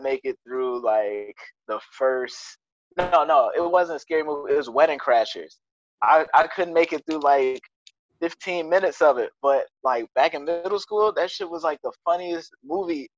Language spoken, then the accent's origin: English; Midwest, United States; I'm from the Midwest